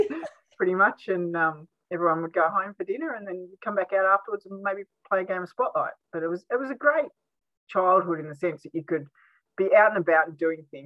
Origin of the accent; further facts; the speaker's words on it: Savage River, Tasmania, Australia; also born or lived in Wynyard, Tasmania / Burnie, Tasmania; now in Launceston, Australia; I spent primary school years growing up down the west coast of Tassie in a place called Savage River.